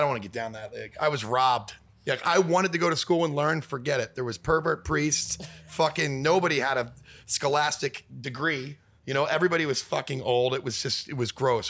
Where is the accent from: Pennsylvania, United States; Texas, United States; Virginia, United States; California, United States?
Pennsylvania, United States; Philadelphia; now in Los Angeles, United States; I'm from Philadelphia